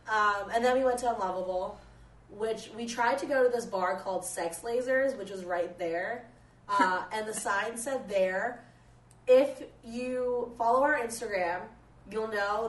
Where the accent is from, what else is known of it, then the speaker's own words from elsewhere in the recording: United States; also born or lived in Scarborough, Ontario, Canada; I grew up in the States